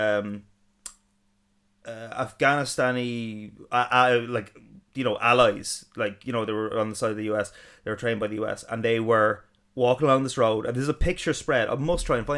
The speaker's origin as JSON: {"language": "English", "country": "Ireland", "tie": "born or raised there", "said": "growing up in Ireland."}